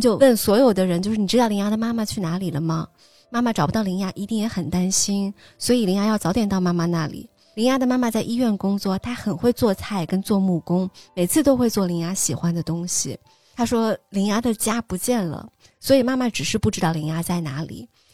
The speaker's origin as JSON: {"language": "Chinese", "town": "Xi'an", "region": "Shaanxi", "country": "China", "tie": "born or raised there", "said": "我可能经历的就是一次搬家，在我上高三的时候，十六岁，从跟糖糖家离得很近的那个地方，我们那儿叫边家村。我从小是住在那儿的，我出生也是跟糖糖在同一家医院的"}